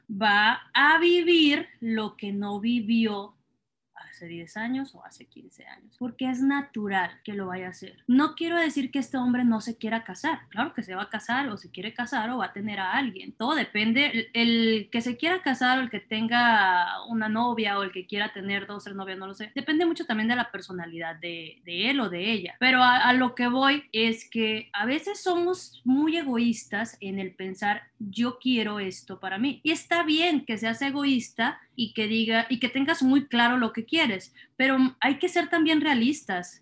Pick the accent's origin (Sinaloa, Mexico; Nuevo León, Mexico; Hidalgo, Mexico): Sinaloa, Mexico; Culiacán; Culichis se les llama a quienes somos de Culiacán